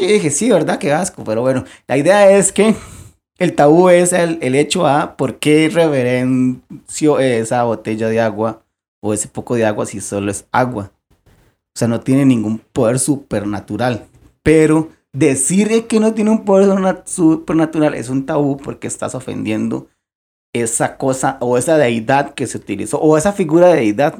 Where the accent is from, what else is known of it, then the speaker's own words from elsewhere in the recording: Costa Rica; somos ticos